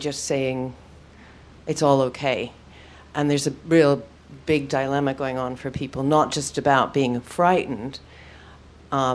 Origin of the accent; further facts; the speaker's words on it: United States; moved away; I'm from the States, but I live here now.